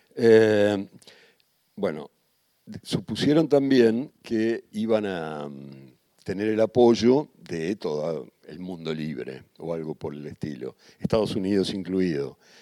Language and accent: Spanish; Argentina; vengo de la Argentina